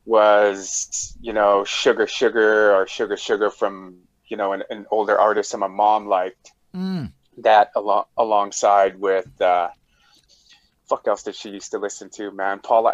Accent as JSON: {"language": "English", "town": "Mount Currie", "region": "British Columbia", "country": "Canada", "said": "It's Mount Currie, BC, man. We're next door neighbors to Whistler."}